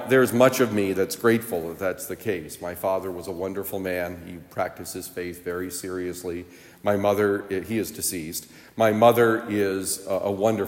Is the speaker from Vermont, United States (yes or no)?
yes; Vermont, United States; I grew up in Vermont